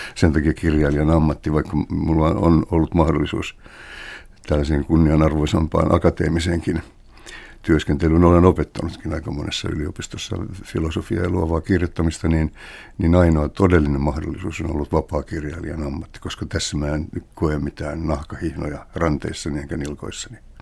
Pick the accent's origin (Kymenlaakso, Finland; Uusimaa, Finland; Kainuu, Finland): Uusimaa, Finland; Helsinki; kotikulmillani Kalliossa. Mulla oli jonkinnäköinen napanuora kotiini